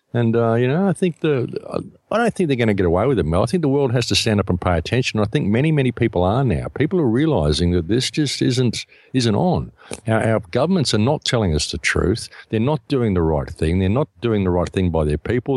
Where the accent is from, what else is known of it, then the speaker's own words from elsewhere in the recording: Australia; I come from Australia